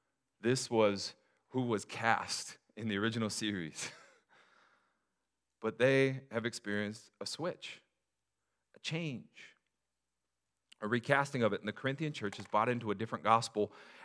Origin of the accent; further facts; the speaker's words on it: Des Moines, Washington, United States; also born or lived in SeaTac; I grew up in the hood, everybody. Actually, it was like 10 minutes from SeaTac in the Des Moines retirement community.